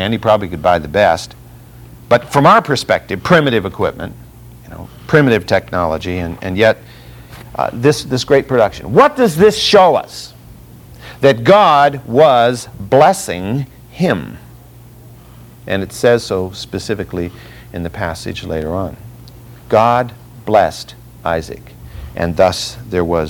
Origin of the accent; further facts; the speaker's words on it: Fresno, California, United States; I grew up in Fresno, California